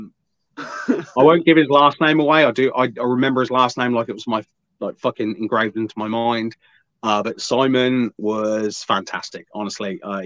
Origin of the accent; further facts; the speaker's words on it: Wigan, North West England, United Kingdom; I was originally from Wigan